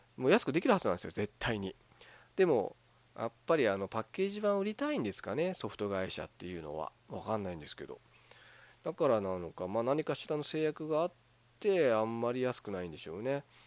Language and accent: Japanese; Hokkaido, Japan; moved away; 私もあの北海道出身 で、まあ、今はちょっと違うとこ住んでますけど、まあ、出身北海道ですから